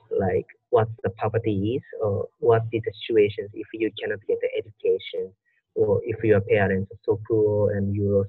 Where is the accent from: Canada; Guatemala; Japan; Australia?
Japan; I was born in Japan